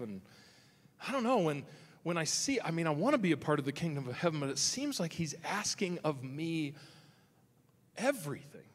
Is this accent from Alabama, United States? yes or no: no; Nebraska, United States; now in Michigan, United States; the farm I grew up in Nebraska